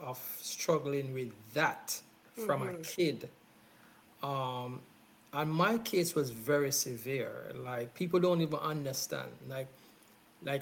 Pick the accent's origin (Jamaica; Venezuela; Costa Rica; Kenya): Jamaica; I was born in Jamaica